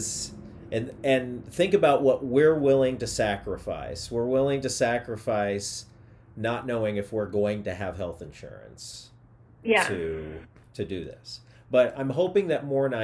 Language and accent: English; Missouri, United States; moved away as an adult; also born or lived in Chicago / Las Vegas; now in Los Angeles, United States; I'm from Missouri